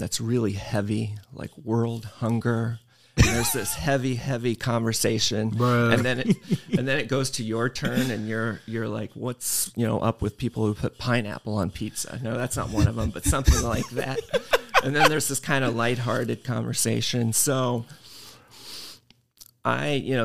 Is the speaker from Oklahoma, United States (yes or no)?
no; Woodbine, Iowa, United States; now in Oshkosh, United States; The town is Woodbine, Iowa, and it's outside of Council Bluffs, Omaha, Nebraska area, west side of Iowa